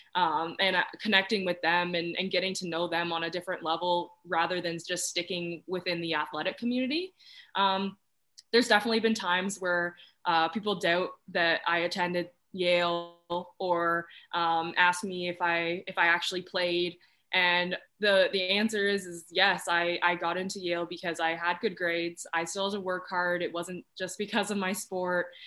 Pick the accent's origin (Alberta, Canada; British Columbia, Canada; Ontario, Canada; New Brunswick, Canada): Ontario, Canada; Oshawa; i grew up in the greater toronto area in oshawa ontario